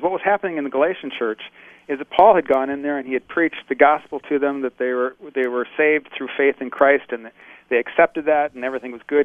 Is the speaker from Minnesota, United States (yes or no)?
yes; Bloomington, Minnesota, United States; moved away as an adult; now in Menominee, United States; I grew up in Bloomington, Minnesota, and that's oh. spent all my early years there